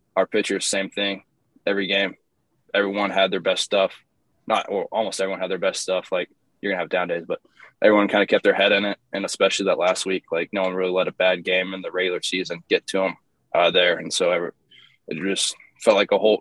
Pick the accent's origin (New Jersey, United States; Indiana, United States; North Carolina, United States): Indiana, United States; Bloomington; moved away; also born or lived in Tennessee / Eastern Illinois; I, was, born in Tennessee. I grew up in Bloomington, Indiana, uh, where Indiana University is